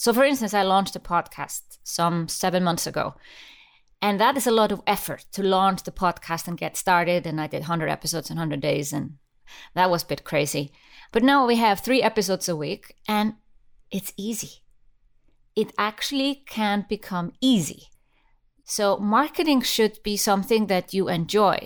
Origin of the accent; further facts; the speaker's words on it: Iceland; I come from Iceland and, uh, we used to be a fishing nation